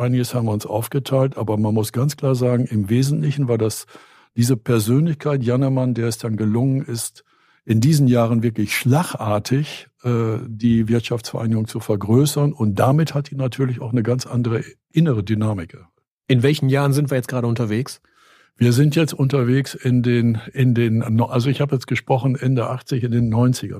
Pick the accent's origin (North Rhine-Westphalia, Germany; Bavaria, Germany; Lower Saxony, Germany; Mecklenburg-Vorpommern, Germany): North Rhine-Westphalia, Germany; Steinfurt; moved away; also born or lived in Grafschaft Bentheim; Ich bin ja gebürtiger Steinfurter